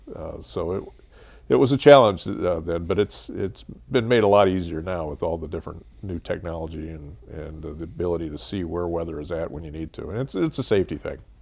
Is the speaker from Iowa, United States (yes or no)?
yes; Central Iowa, United States; to be in my hometown and, and, uh, um, get my job that allowed me to move home